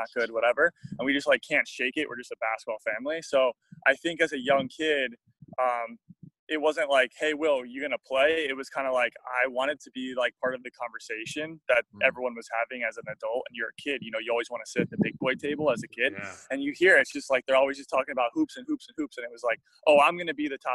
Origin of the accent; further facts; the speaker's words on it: South Florida, United States; moved away as an adult; also born or lived in Bloomington, Indiana; growing up in South Florida